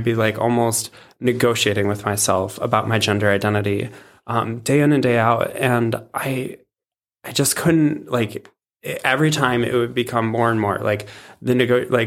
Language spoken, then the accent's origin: English; Cleveland, Ohio, United States; now in Fargo, United States; I live in Fargo, North Dakota currently, originally from Cleveland, Ohio.